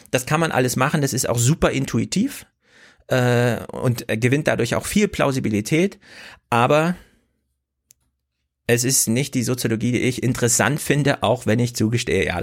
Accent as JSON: {"language": "German", "region": "East Germany", "country": "Germany", "said": "ich bin doch ein Ossi und da fand doch eine Wahl statt. Und dann resoniert das irgendwie mit mir, weil ich denke, ja stimmt, ich habe doch auch mal im Osten gelebt."}